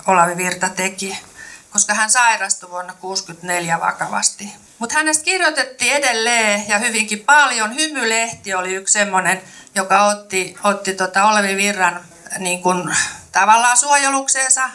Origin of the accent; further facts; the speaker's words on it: Kymenlaakso, Finland; accent: Kymenlaakso; also born or lived in Turku; now in Lahti, Finland; en mä mikään lahtelainen ole, enkä ole hesalainenkaan, vaan olen kymenlaaksolainen ja puhun sitten vähän sinne Kymenlaakson suuntaan